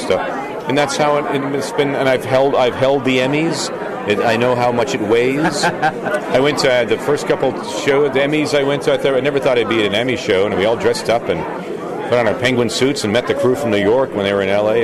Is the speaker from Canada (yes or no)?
yes; Peterborough, Ontario, Canada; in my hometown uh, I grew up, grew up, in Peterborough, Canada